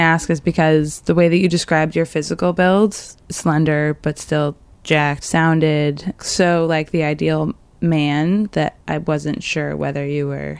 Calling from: Oakland, California, United States; I'm calling from Oakland

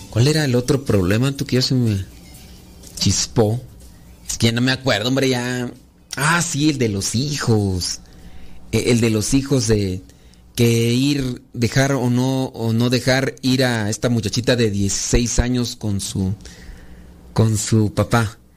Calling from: Denver, Colorado, United States; Hola padre, somos las hijas de Laura y lo escuchamos desde Denver.

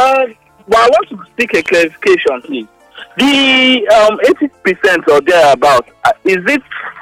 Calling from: Kubwa, Federal Capital Territory, Nigeria; I'm calling from Kubwa.

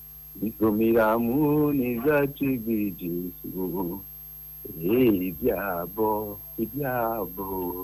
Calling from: Madala, Niger State, Nigeria; first language Etako; calling from Madala, Niger State.

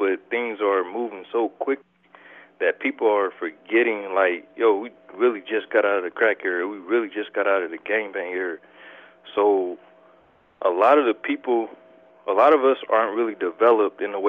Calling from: Omaha, Nebraska, United States; I'm calling from Omaha, Nebraska.

